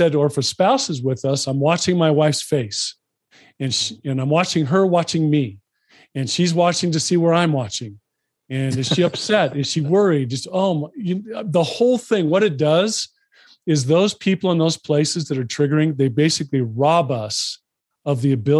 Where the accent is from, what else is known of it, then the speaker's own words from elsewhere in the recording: Los Angeles, California, United States; So I grew up in Los Angeles, spent a lot of time at the beach as a kid.